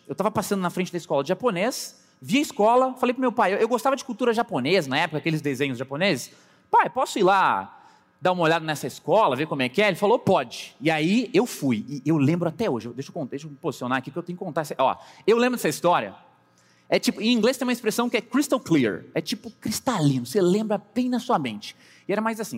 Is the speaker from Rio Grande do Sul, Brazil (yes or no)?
yes; Pelotas, Rio Grande do Sul, Brazil; moved away; also born or lived in Londrina, Paraná; Sim, eu sou pelotense, nasci no Rio Grande do Sul.